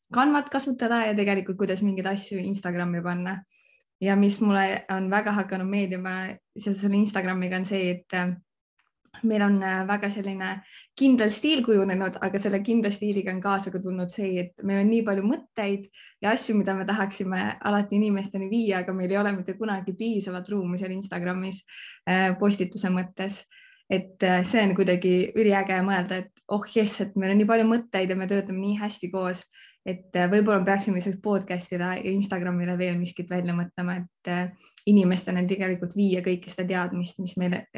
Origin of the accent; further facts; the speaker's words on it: Võru County, Estonia; moved away; also born or lived in Viimsi; tegelikult pärit olen ma Võrumaalt